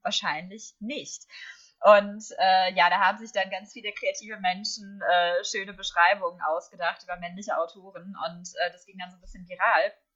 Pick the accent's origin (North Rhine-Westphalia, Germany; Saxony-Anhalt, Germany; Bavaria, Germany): North Rhine-Westphalia, Germany; Herne; Ich habe in Herne, wo ich herkomme, ähm, dann sogar für die Kinder- und Jugendseite geschrieben